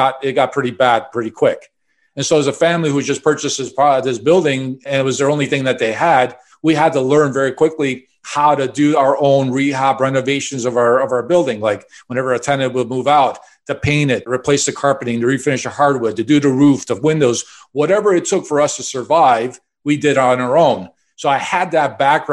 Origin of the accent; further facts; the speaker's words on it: Chicago, Illinois, United States; I grew up in Chicago